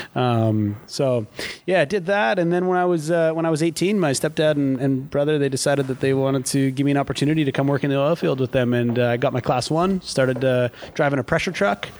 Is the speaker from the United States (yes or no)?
no; Battleford, Saskatchewan, Canada; moved away as an adult; growing up in Battleford, every corner you turn, you knew everybody